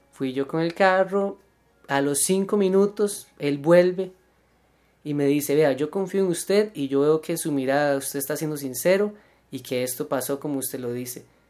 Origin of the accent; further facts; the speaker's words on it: Costa Rica; uno como tico